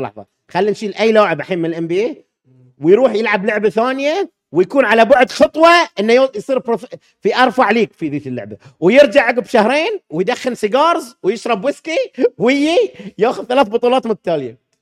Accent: Bahrain; لان انا بحريني

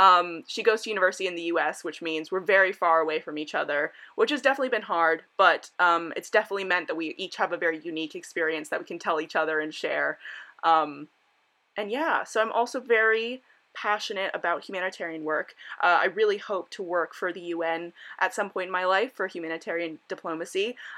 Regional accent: Miami Beach, Florida, United States; now in United Kingdom; I'm 19 years old and I'm originally from Miami Beach, Florida. So I'm an American student who goes to university in the UK

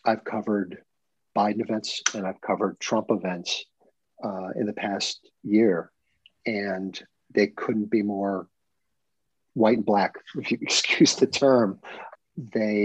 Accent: United States; moved away as an adult; also born or lived in New Jersey / New York; now in US South; we're from the North

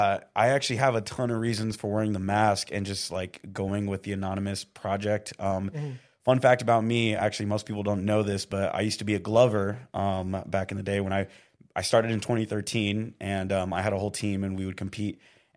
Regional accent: Indio, California, United States; And so I'm actually from Indio, California, what's, like, near Palm Springs.

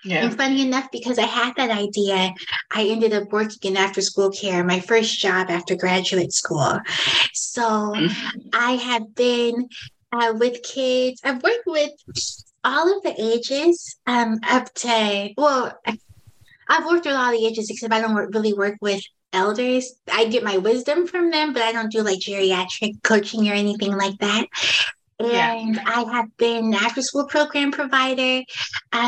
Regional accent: San Francisco, California, United States; now in San Bruno, United States; I'm from San Francisco

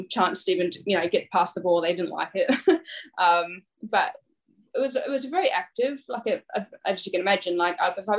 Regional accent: North Island, Hawke's Bay, New Zealand; now in Brisbane, Australia; I grew up in a small beachside town in Hawke's Bay in the North Island.

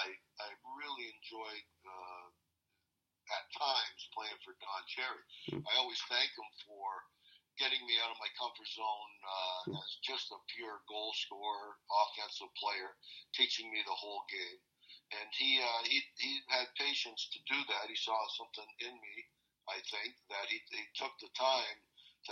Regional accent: Toronto, Ontario, Canada; I grew up in Toronto, a hockey hotbed in the 60s

